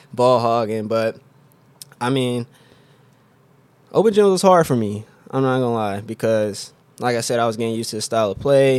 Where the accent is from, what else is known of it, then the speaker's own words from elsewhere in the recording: Oklahoma City, Oklahoma, United States; I'm from Oklahoma City, Oklahoma. Uh, I've lived there my whole life.